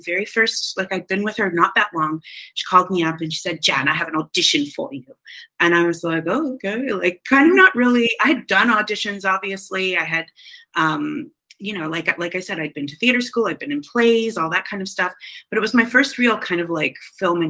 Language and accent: English; Canada; I'm from Canada